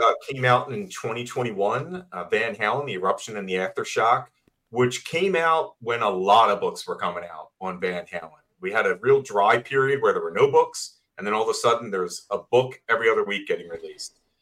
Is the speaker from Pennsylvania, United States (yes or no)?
yes; Philadelphia, Pennsylvania, United States; now in Boston, United States; I'm originally from Philadelphia